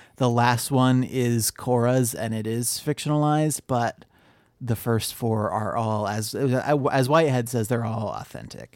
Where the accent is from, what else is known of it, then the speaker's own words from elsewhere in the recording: Ohio, United States; I grew up in Ohio